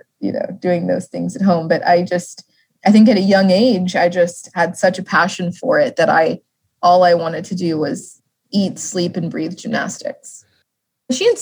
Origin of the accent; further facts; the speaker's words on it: Las Vegas, Nevada, United States; growing up in Vegas